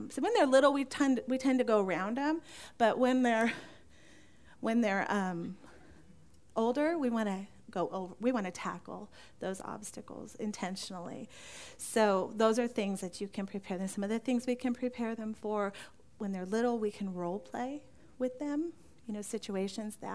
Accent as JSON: {"language": "English", "region": "California", "country": "United States", "tie": "born or raised there", "said": "Now, growing up in California, Beth and I both grew up in California. We didn't know each other there"}